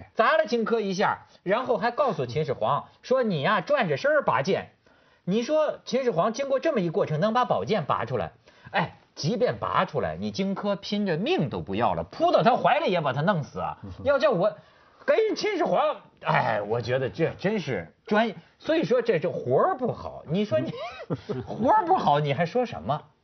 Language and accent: Chinese; Hebei, China; 虽然他是我们河北人